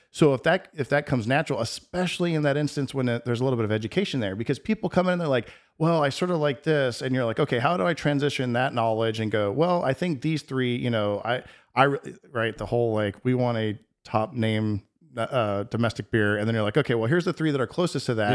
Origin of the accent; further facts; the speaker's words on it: Texas, United States; moved away; I grew up in Texas